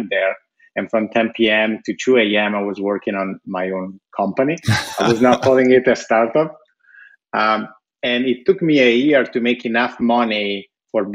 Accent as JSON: {"language": "English", "country": "Italy", "tie": "born or raised there", "moved": "yes", "said": "when I was growing up in Italy"}